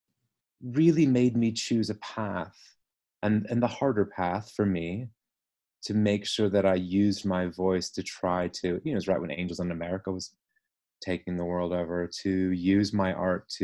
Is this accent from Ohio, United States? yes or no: yes; Ohio, United States; moved away as an adult; also born or lived in London, United Kingdom; I speak of my home state because that's the state I know best